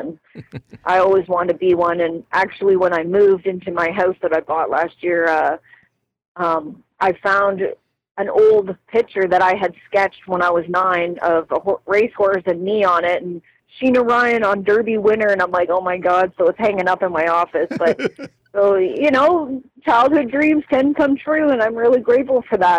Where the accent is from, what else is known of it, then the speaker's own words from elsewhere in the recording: Cobourg, Ontario, Canada; Coburg, Roseneath area.